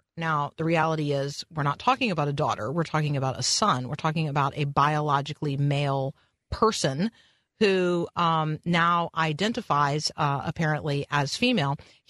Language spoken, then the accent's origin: English; Indiana, United States; born there; Did and you know I was born in Indiana?